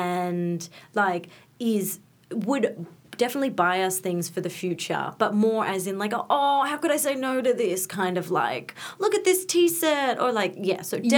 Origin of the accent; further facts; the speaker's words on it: Melbourne, Victoria, Australia; now in Coburg, Australia; I grew up in Essendon.